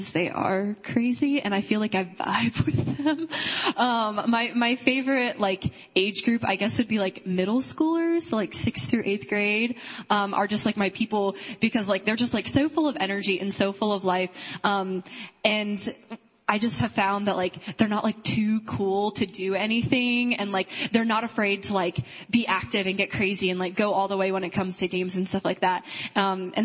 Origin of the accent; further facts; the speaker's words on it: Dayton, Ohio, United States; I am from Dayton, Ohio. I've pretty much lived there my whole life.